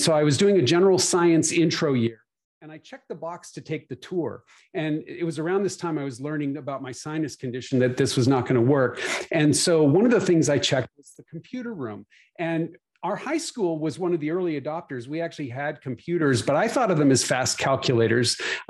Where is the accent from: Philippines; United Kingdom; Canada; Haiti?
Canada; also born or lived in West Coast; now in Nashville, United States; I'm Canadian, so if you hear funny accent, it's a combination of where I live now in Nashville plus Canada plus living on the West Coast for a while.